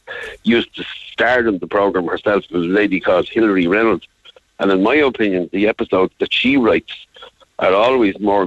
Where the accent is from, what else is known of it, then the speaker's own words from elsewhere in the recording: Dublin, Leinster, Ireland; accent: Dublin; my Dublin accent